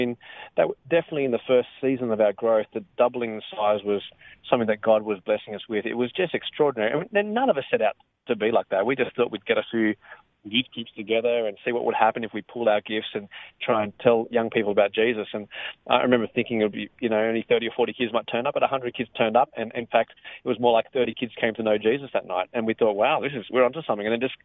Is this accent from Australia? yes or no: yes; Australia; my grandparents are from China. My parents were born in Malaysia, and I was born in Australia.